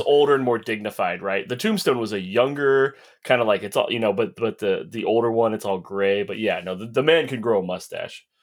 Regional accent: Houston, Texas, United States; I was born in Houston

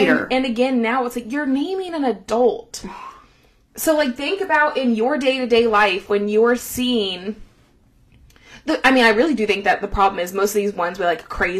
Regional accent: Decatur, United States; moved away; Growing up in Decatur

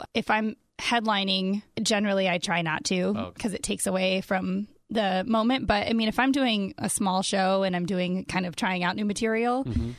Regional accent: Stoughton, Wisconsin, United States; moved away as an adult; also born or lived in North Carolina / Chicago area, Illinois / Los Angeles; I'm from Wisconsin.

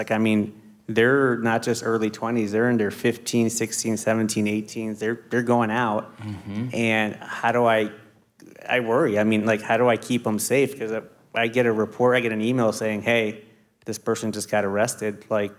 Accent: New Jersey, United States; I come from Jersey, which is Jersey/New York City. So it's like pretty darn diverse.

